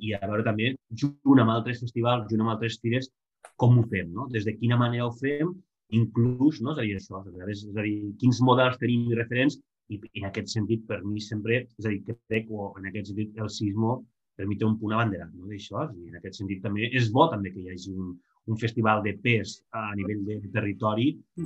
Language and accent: Catalan; Lleida, Catalonia, Spain; soc de Lleida